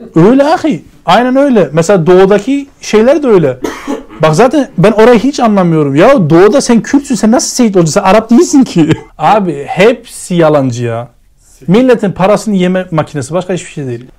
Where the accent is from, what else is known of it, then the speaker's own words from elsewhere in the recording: Germany; moved away; ben kendim Almanya'da büyüdüm.